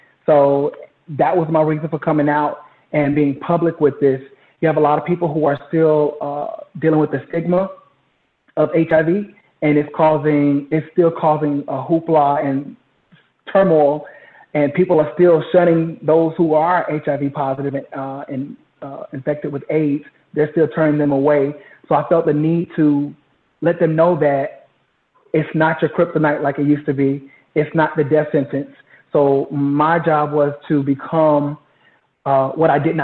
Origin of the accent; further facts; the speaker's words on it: Jacksonville, Florida, United States; moved away as an adult; also born or lived in Houston, Texas; now in Dallas, United States; I'm originally from Jacksonville, Florida